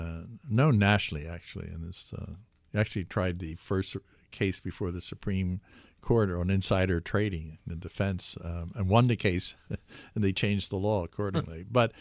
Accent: Philadelphia, Pennsylvania, United States; born there; I was born in the Philadelphia area, and I lived in capitals around the world. I was a city person.

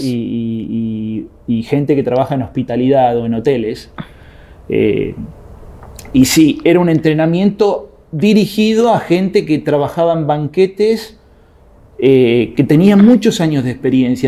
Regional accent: Argentina; soy argentino

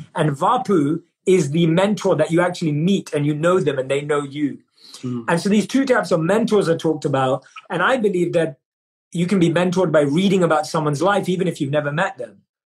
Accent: London, United Kingdom; born and raised in London, and I grew up in a society where success and achievement was seen as the metric

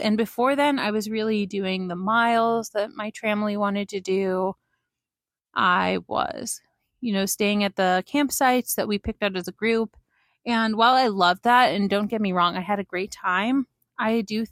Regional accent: Pennsylvania, United States; now in Princeton, United States; I'm originally from Pennsylvania, and I've been living for about a year and a half now in Princeton, New Jersey

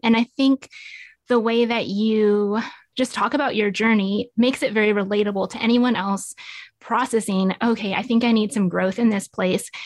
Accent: Nevada, United States; moved away as an adult; now in Tulsa, United States; So, I grew up in Nevada and moved out to Tulsa about twelve years ago

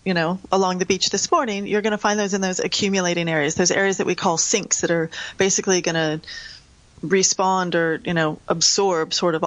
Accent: United States; accent: American; as I say with my American accent

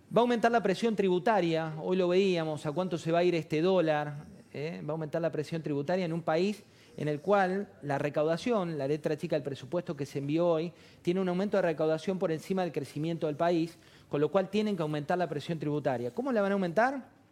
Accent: Argentina; somos los mismos argentinos los que vamos a seguir viviendo

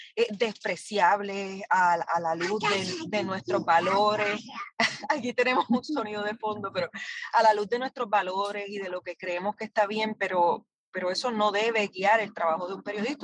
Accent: Puerto Rico; como puertorriqueños y puertorriqueñas

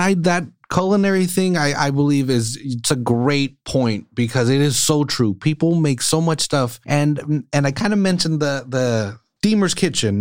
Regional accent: California, United States; we're from California

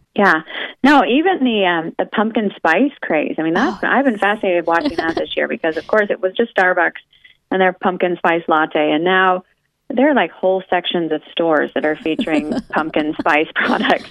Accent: Oregon, United States; I grew up in Oregon, where it is wet and cold all the time

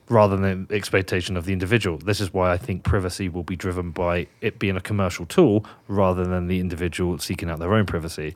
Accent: United Kingdom; now in Wyoming, United States; I'm British

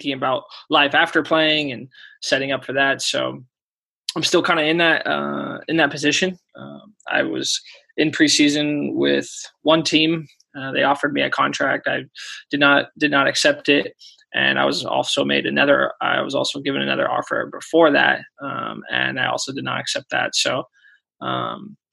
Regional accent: Fresno, California, United States; also born or lived in Davis / Sweden / Ireland; It's my hometown

